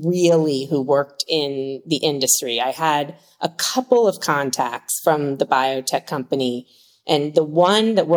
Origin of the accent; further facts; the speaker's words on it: Washington, District of Columbia, United States; moved away as an adult; now in California, United States; I moved across the country from Washington, D.C., where I grew up, to California